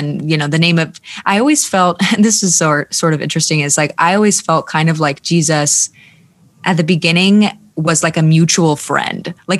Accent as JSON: {"language": "English", "town": "Minneapolis", "region": "Minnesota", "country": "United States", "tie": "born or raised there", "lives_now": "Charlotte, United States", "said": "I grew up like halfway in the Midwest. So I spent like 10 years in Minneapolis and then moved to Charlotte. So kind of like a mixed bag of accents for sure"}